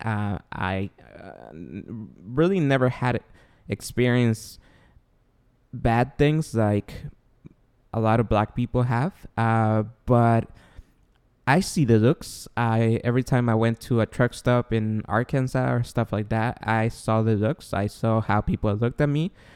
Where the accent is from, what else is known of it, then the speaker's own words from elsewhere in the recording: Guatemala; English is a second language; moved away; I was born and raised in Guatemala. Therefore, my accent and my E S L will come out here and there.